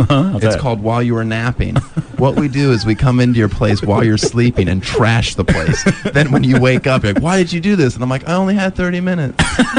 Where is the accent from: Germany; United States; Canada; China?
Germany; I was born in Germany.